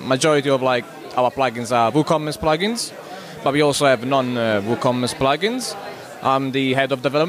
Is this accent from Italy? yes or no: yes; Italy; now in London, United Kingdom; I'm from Italy, but I actually live in London, in the UK.